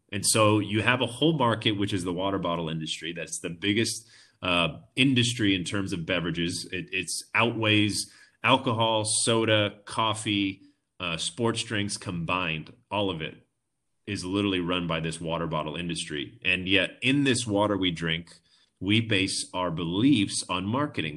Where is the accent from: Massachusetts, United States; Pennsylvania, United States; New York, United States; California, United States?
California, United States; Orange County; moved away as an adult; now in Vista, United States; I grew up in Orange County my whole life.